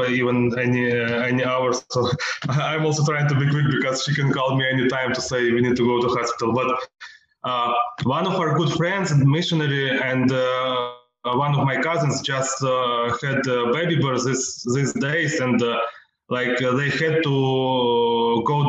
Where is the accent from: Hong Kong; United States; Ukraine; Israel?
Ukraine; Western Ukraine; I am from Western Ukraine. My parents from Western Ukraine, and all our family basically here